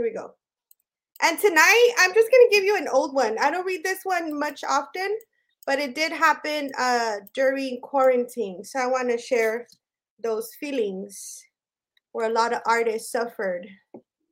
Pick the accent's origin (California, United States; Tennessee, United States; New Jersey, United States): California, United States; Los Angeles; also born or lived in Chicago; I'm a poet from Boyle Heights, first of all. Raised, not born. I'm originally from the Shy, but they kicked me out when I was a baby